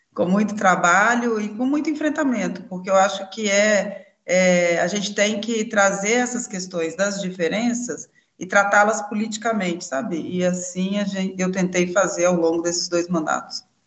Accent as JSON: {"language": "Portuguese", "town": "Belo Horizonte", "region": "Minas Gerais", "country": "Brazil", "said": "E eu sou aqui de Belo Horizonte, Minas Gerais"}